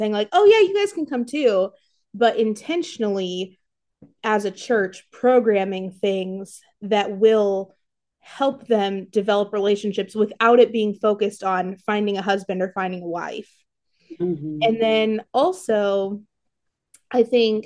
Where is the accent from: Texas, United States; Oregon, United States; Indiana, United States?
Indiana, United States; Warsaw; also born or lived in California; I am from Warsaw, Indiana